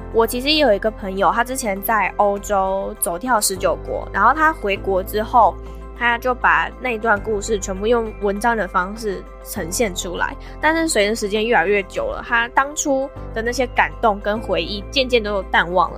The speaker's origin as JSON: {"language": "Chinese", "country": "Taiwan", "said": "我们台湾人"}